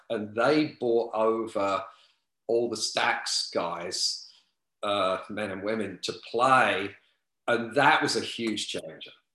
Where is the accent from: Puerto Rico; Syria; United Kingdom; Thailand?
United Kingdom; London; moved away as an adult; now in Los Angeles, United States; I grew up like right on the outskirts of the East End.